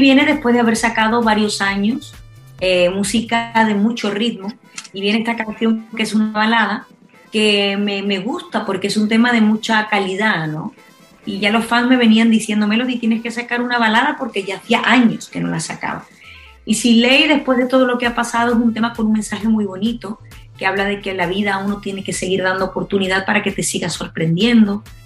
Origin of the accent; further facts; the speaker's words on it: Spain; Soy la cantante española